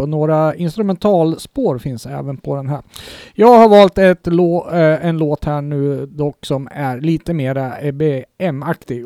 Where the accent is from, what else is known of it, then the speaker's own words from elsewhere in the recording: Kungsör, Västmanland, Sweden; ett lokalt band hemma i Kungsör